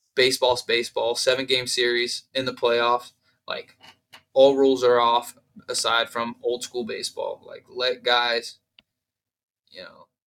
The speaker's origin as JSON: {"language": "English", "town": "Columbus", "region": "Ohio", "country": "United States", "said": "I'm from Ohio, from Columbus"}